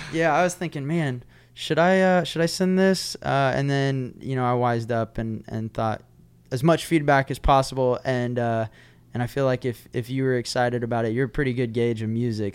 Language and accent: English; Oklahoma, United States; also born or lived in Nashville, Tennessee; now in Texas, United States; growing up in Oklahoma and, and the Texas world